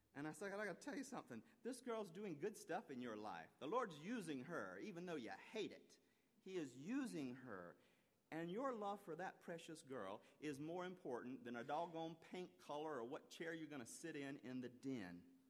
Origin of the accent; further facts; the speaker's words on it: South Carolina, United States; moved away; I was born and raised in South Carolina